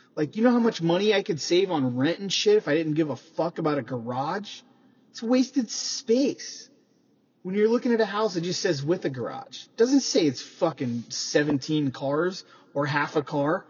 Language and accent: English; Midwest, United States; now in California, United States; I grew up in the Midwest